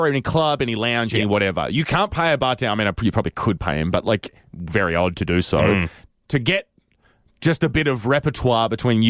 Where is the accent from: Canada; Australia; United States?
Australia; Launceston, Tasmania; moved away; anywhere in a 5 kilometer radius of my house in Launceston. Tasmania. Like, they're where I'm from.